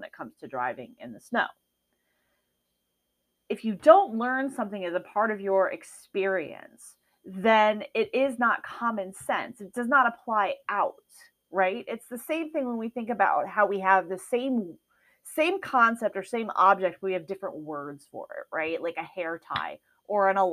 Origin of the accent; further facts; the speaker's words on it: Midwest, United States; now in Arizona, United States; I was raised in the Midwest where it snows